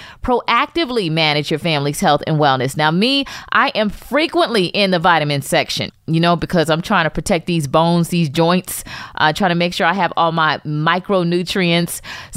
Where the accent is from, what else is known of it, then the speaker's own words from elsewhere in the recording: Florida, United States; growing up in Florida in the 80s